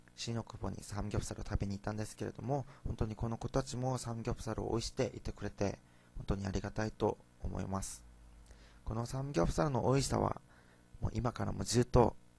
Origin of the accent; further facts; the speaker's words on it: South Korea; Japanese is a second language; moved away as an adult; now in Japan; 韓国から来た留学生